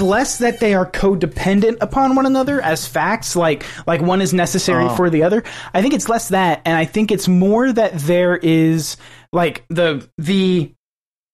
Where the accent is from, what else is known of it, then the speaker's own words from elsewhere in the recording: the South, United States; I'm from the South. I love the South.